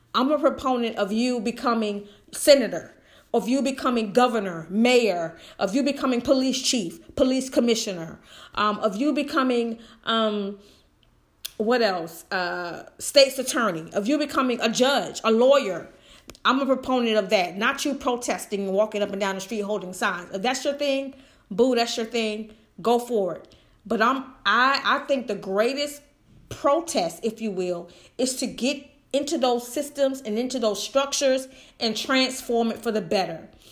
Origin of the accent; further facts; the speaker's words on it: United States; I love being an American, honey. I am full-blooded